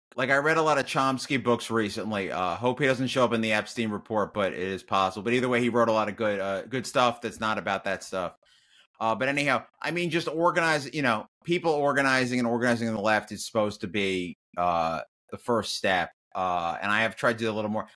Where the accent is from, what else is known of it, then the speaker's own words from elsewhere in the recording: New York, United States; I'm Jewish from New York, so New York, not connected to the South